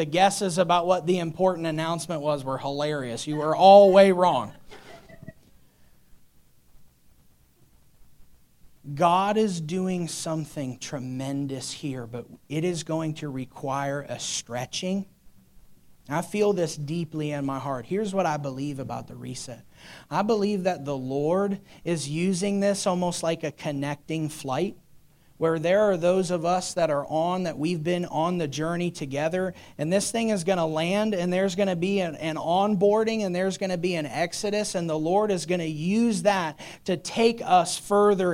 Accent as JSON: {"language": "English", "country": "United States", "said": "as American Christians"}